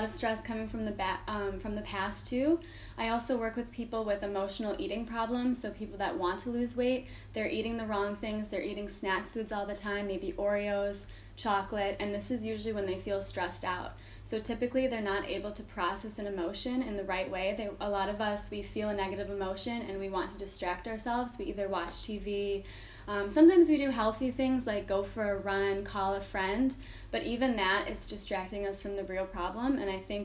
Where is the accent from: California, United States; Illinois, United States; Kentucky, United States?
Illinois, United States; Chicago; moved away; I am from Chicago